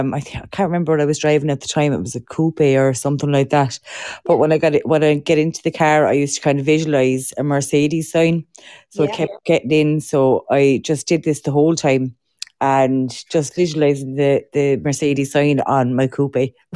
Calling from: Clonmel, Tipperary, Ireland; I'm actually in Clonmel in Tipperary.

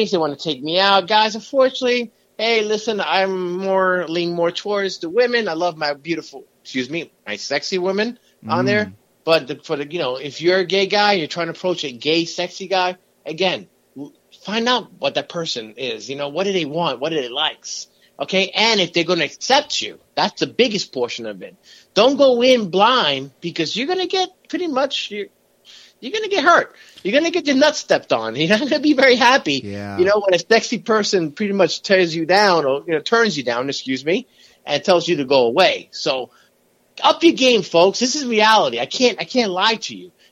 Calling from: Manhattan, New York, United States; from Manhattan.

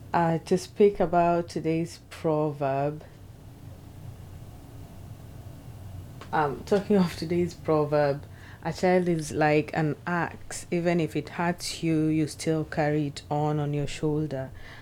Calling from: Seattle, Washington, United States; I'm speaking from Seattle, Washington.

